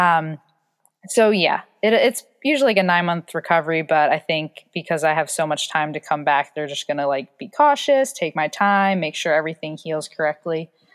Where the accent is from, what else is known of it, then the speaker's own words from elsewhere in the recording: New Jersey, United States; I'm from South Jersey